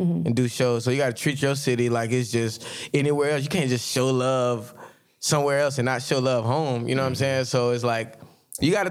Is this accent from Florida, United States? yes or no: yes; Jacksonville, Florida, United States; I'm from Jacksonville, Florida